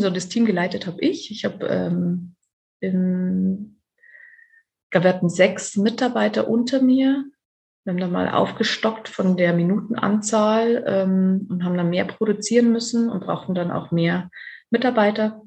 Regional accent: Erding, Bavaria, Germany; moved away as an adult; also born or lived in Cologne; bei mir in Erding und ähm, wo ich herkomme und auch immer noch wohne

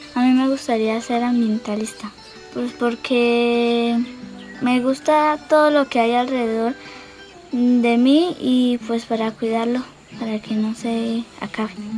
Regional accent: Charalá, Santander, Colombia; soy de Charalá, vivo en la vereda Guacamayas

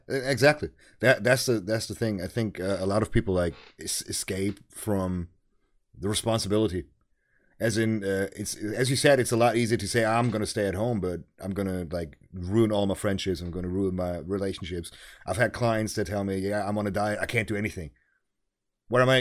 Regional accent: Germany; English is a second language

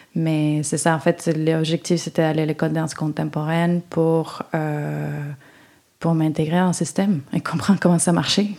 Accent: Uruguay; French is a second language; moved away as an adult; also born or lived in Sherbrooke, Canada / Israel; now in Montreal, Canada

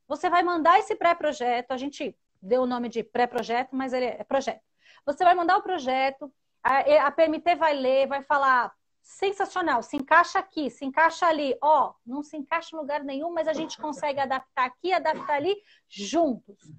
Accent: Santo André, São Paulo, Brazil; eu sou da capital, sou de São Paulo, Santo André, sou de Santo André, São Paulo.

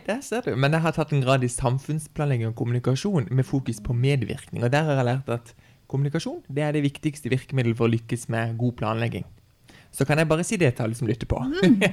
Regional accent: Farsund, Agder, Norway; now in Kristiansand, Norway; hjemme i Farsund

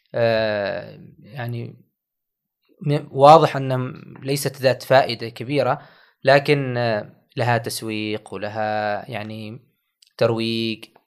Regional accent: Oman; بلدنا عمان

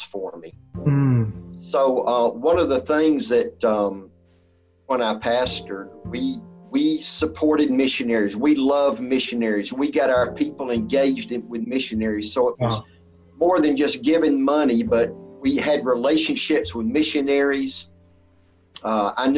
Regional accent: Atlanta, Georgia, United States; Born and raised in the Atlanta, Georgia area.

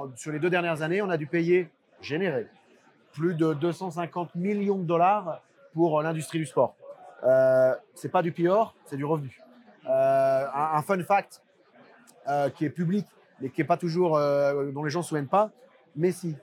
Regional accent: France; accent: French; comme tu peux voir avec mon accent, je suis français.

